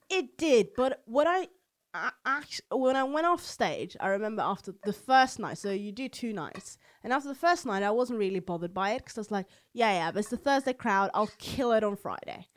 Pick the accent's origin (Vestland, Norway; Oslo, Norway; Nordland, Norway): Oslo, Norway; accent: Eastern Norwegian dialect; I'm from Oslo, so I have this Eastern dialect